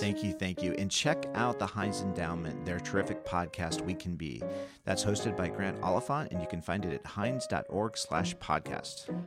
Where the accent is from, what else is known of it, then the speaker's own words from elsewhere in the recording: Iowa, United States; my home state of Iowa